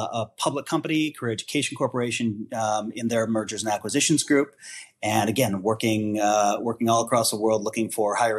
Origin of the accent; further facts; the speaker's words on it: Milwaukee, Wisconsin, United States; moved away as an adult; also born or lived in New York / Chicago; I'm from the Midwest originally. I'm from Milwaukee and a Midwesterner at heart